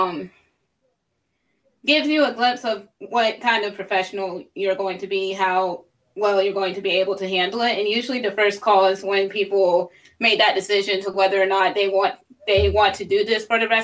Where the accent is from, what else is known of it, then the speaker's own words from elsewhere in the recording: Columbia, South Carolina, United States; moved away as an adult; now in Virginia, United States; I'm originally from Columbia, South Carolina